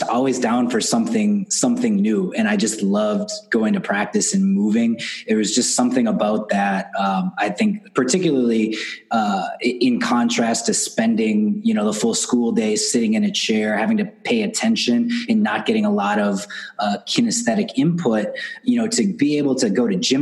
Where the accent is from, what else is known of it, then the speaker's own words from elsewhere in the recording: Milwaukee, Wisconsin, United States; I grew up here in Milwaukee, Wisconsin, just north of Chicago in the States. And I'm here now. I moved back here 7 or 8 years ago